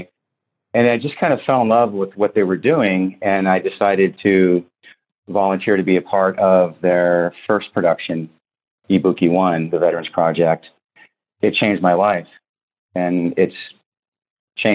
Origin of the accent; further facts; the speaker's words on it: Oakland, California, United States; I grew up in Oakland, California